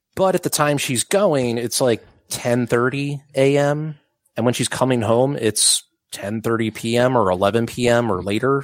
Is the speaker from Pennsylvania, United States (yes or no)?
yes; Upper Darby, Pennsylvania, United States; also born or lived in Drexel Hill; now in Mount Airy, Philadelphia, United States; Growing up in Upper Darby